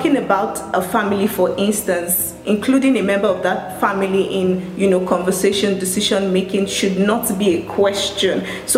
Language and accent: English; Lagos, Nigeria; I'm from Lagos, Nigeria